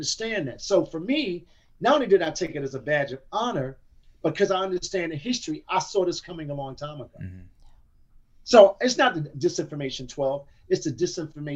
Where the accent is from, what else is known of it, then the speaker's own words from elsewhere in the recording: United States; I happen to be Black American, but I am an American